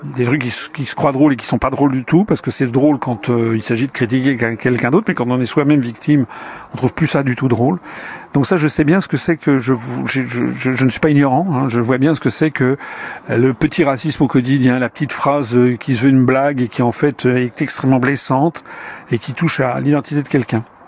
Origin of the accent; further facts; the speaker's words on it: France; Je suis un Français euh, blanc, euh, voilà, de formation chrétienne, en vivant en France